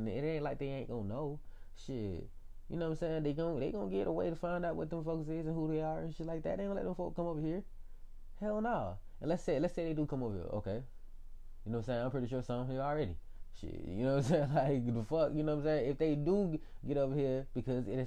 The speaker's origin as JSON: {"language": "English", "town": "Atlanta", "region": "Georgia", "country": "United States", "tie": "born or raised there", "said": "I was born in Atlanta, yo. I was born in Georgia."}